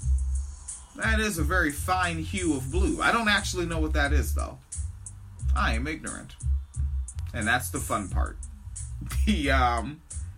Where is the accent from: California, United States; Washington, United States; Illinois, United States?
Washington, United States; I grew up in Washington State